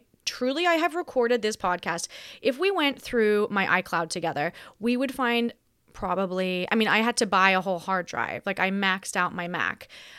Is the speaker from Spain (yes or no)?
no; Australia; also born or lived in United States; I am Australian who has predominantly worked in America for the last decade. So my accent is on and off.